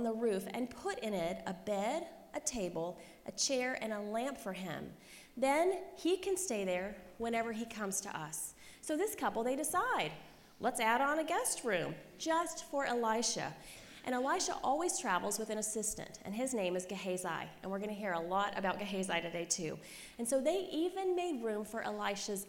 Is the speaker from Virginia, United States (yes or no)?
yes; Christiansburg, Virginia, United States; moved away; I grew up in Christiansburg, Virginia, population 20,000.